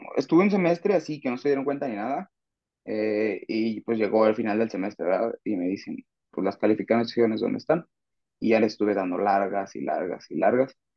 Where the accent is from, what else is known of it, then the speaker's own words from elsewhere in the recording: Zacatecas, Mexico; now in León, Mexico; soy de Zacatecas.